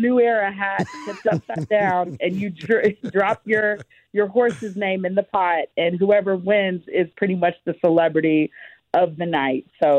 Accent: Kentucky, United States; moved away as an adult; now in Nashville, United States; But growing up in Kentucky, it's beautiful.

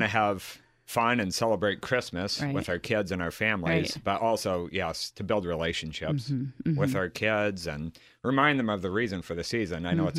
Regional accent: Galena, Illinois, United States; moved away as an adult; also born or lived in North Dakota; now in Danville, United States; I'm not from Danville. From Galena, Illinois, right. in Northwest mm-hmm. Illinois. My yeah. wife's not from Danville either, so we're both transplants to the area. So I moved here in 2002

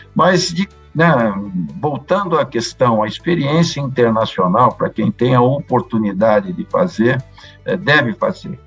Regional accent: Londrina, Paraná, Brazil; moved away; also born or lived in Bandeirantes, Paraná; eu sou do interior do Paraná, do norte do Paraná, o chamado pé vermelho, né, terra roxa. É, E, e, vivi no Paraná por muitos anos, né, na cidade de Bandeirantes, onde eu fui nascido. É, me criei em Londrina

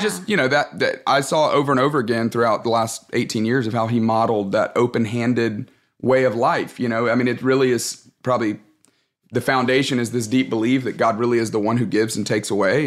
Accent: Tuscaloosa, Alabama, United States; moved away as an adult; also born or lived in Atlanta, Georgia; I grew up in Tuscaloosa, Alabama

